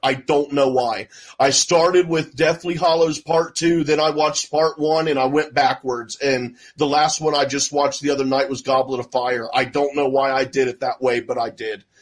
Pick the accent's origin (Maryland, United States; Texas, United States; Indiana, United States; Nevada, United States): Texas, United States; Houston; I grew up in North Houston